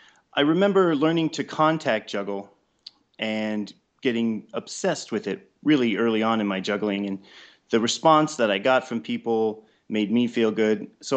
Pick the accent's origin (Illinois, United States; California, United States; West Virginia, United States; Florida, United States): California, United States; also born or lived in Colorado Springs; I was born in Colorado Springs and then moved to California really early. And then I've lived in several different cities, such as Santa Barbara as a child, and then the Bay Area, Foster City, San Francisco area, Sacramento.